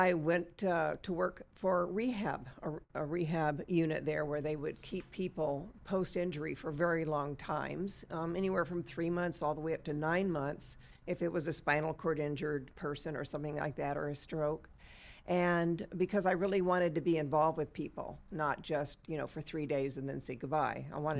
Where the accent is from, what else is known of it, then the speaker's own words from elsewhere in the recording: Texas, United States; now in Bakersfield, United States; Well, I guess you could say I'm a Valley girl.